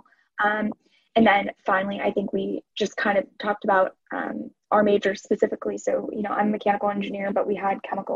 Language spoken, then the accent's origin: English; Denver, Colorado, United States; I'm from Denver